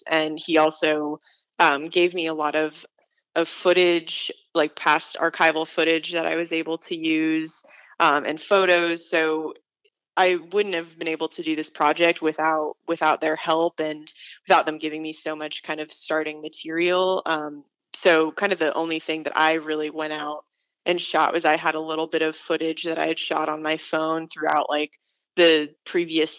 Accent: Tucson, Arizona, United States; I'm from Tucson, and I grew up going to a lot of sporting events with my parents.

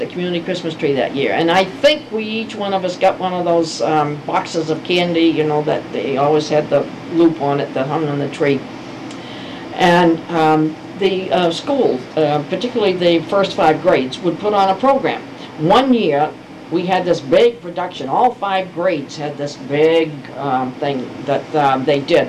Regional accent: Brookline, United States; we were born in Brookline, and we were raised in Brookline, and we went to Brookline schools

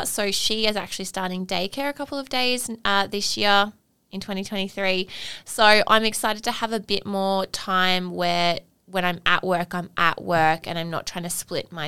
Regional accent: Australia; as Australian dance studio owners

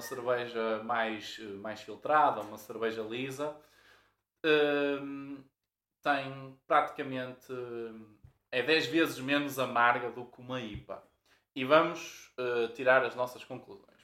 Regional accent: Porto, Norte, Portugal; sei se nota pelo sotaque, mas somos do Porto

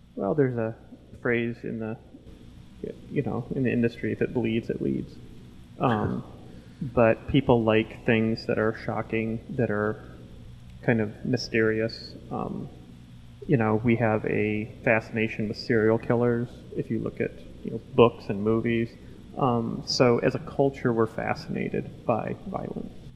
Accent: Lewistown, Montana, United States; in my hometown of Lewistown, Montana

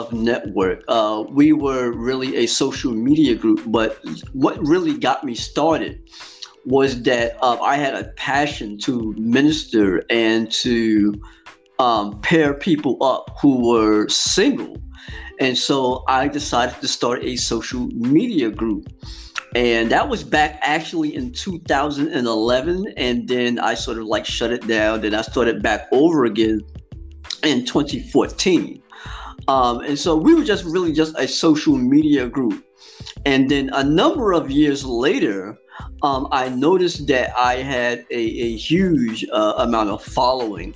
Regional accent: East Orange, New Jersey, United States; I'm from New Jersey, born and raised in the East Orange school system in which I grew up in.

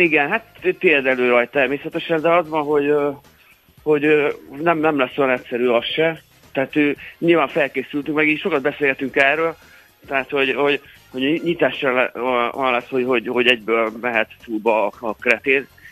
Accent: Saint Petersburg, Russia; now in Hungary; én Szentpéterváról származom, meg ott, ott születtem

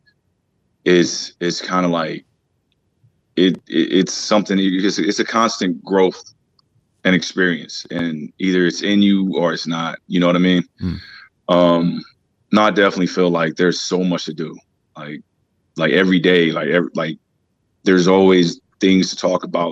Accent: Los Angeles, California, United States; I grew up in South Central

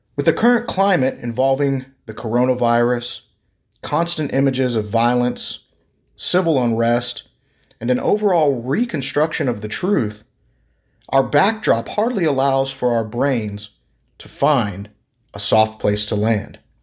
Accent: Texas, United States; I'm from Texas

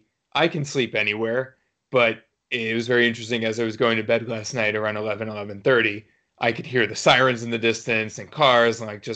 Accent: New York City, New York, United States; moved away as an adult; now in New England, United States; I grew up in New York City

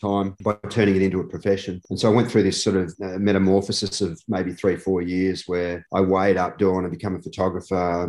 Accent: Melbourne, Victoria, Australia; also born or lived in Perth, Australia; Grew up in the Victorian snowfields

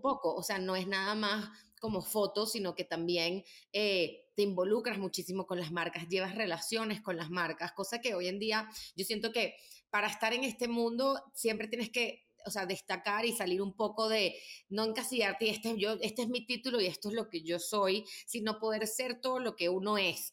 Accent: Venezuela; now in Mexico; llegamos como unos venezolanos que llegaron ahí

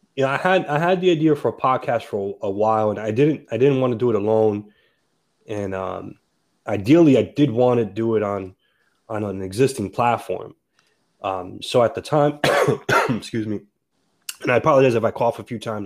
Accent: Perth Amboy, New Jersey, United States; I was born and raised in the city of Perth Amboy, an immigrant city

